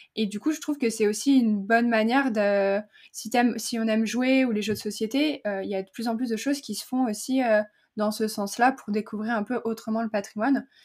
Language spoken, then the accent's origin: French; central France, France; le, patois de, de, chez nous, dans le centre de la France